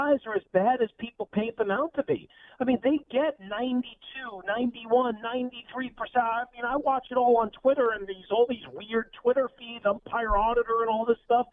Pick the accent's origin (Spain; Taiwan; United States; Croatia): United States; New York; I've been watching baseball growing up in New York for 40 years